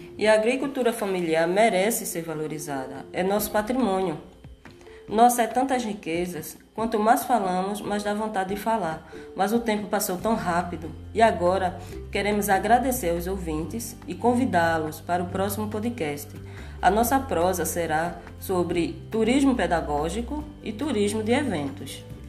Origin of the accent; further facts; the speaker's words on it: Barreiros, Pernambuco, Brazil; also born or lived in Porto Calvo, Alagoas; nasci em Porto Calvo, Alagoas. Morei durante a minha infância no Engenho Muitas Cabras, que fica na área rural de Barreiros.